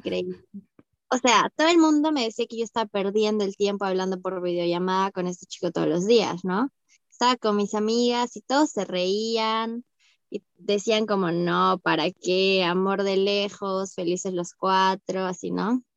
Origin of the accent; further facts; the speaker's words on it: Arequipa, Peru; moved away as an adult; also born or lived in Brazil; now in Sweden; yo soy de Arequipa, como tú